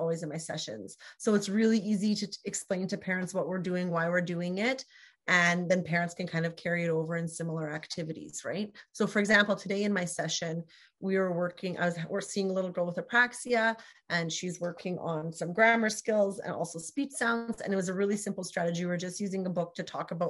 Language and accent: English; Canada; We're both Canadian SLPs